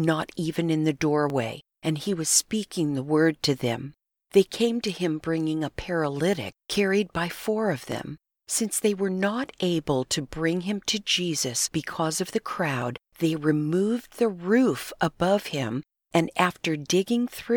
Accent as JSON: {"language": "English", "region": "Southern California", "country": "United States", "tie": "born or raised there", "said": "We grew up in Southern California and went to the same junior high"}